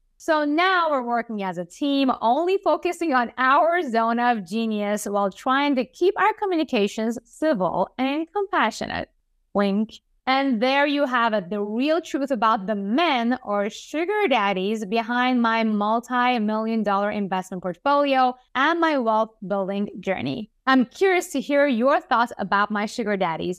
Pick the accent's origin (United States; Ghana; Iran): Iran; I was born and raised in Iran to a Jewish family